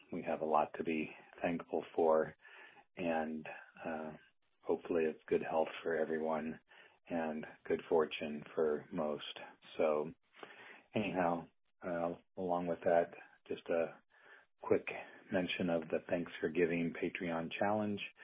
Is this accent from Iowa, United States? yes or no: yes; Burlington, Iowa, United States; now in Iowa City, United States; I'm calling from my hometown of Burlington, Iowa